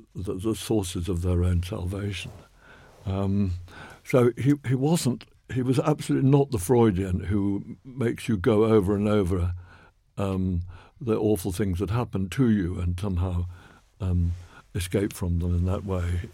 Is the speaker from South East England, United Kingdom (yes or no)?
yes; Oxford, South East England, United Kingdom; I grew up in North Oxford